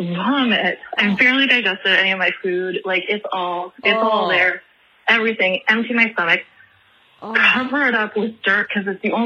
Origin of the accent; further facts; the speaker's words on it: Toronto, Ontario, Canada; I am from Toronto, Canada.